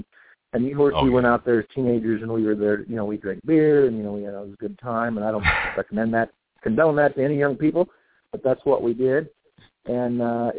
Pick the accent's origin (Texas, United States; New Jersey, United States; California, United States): California, United States; Bakersfield; born there; also born or lived in San Diego / Laughlin, Nevada; I was born in Bakersfield, but lived most of my life here. I've lived in San Diego. I've lived in Laughlin, Nevada.